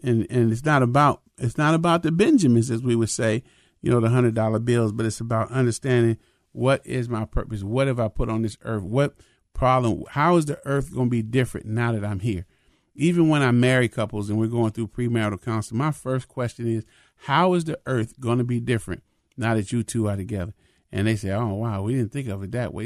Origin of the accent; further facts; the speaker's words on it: Minnesota, United States; I'm a Minnesotan